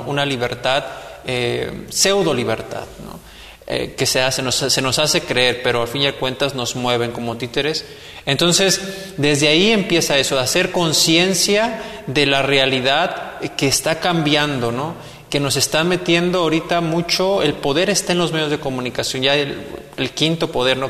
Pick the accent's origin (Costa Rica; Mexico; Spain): Mexico; como mexicanos